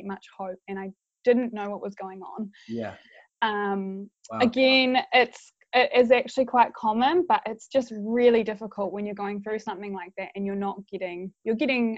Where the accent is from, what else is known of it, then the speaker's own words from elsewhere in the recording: Christchurch, Canterbury, New Zealand; I am from Christchurch